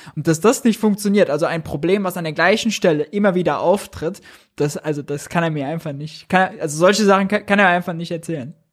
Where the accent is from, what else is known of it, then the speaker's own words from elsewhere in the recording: Mönchengladbach, North Rhine-Westphalia, Germany; moved away; Ich komme aus Gladbach, da ist die Heimat, da ist die Family